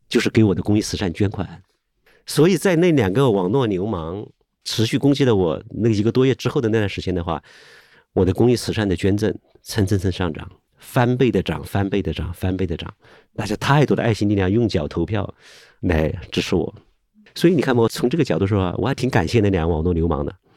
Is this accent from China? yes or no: yes; Hubei, China; 我是湖北人